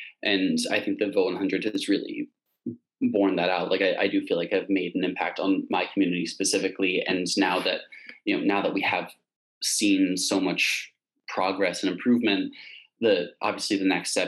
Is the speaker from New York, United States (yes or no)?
yes; New York City, New York, United States; I'm from New York City. I come from like a pretty politically engaged family, also a pretty split family politically. So I sort of grew up with a lot of ideological debates in my household.